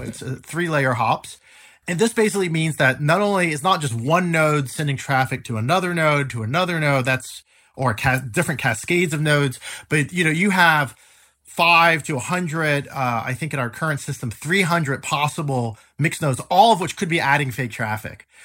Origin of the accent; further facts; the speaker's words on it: United States; now in Switzerland; I am an American